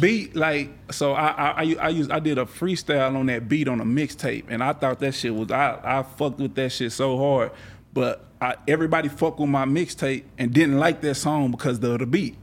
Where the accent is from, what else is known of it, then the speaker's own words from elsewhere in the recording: Texas, United States; I grew up in around the Texas, you know, all that, and that was just the culture around me at that time.